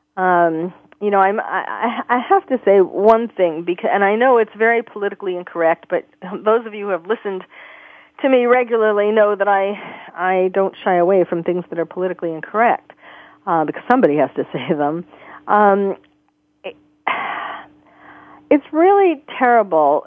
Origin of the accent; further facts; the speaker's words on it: New York, United States; I grew up in New York